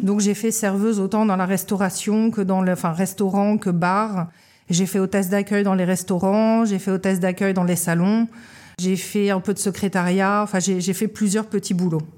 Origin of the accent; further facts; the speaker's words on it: Paris, Île-de-France, France; now in Lorient, France; moi je suis née à Paris en juillet 1983 et j'ai grandi à Paris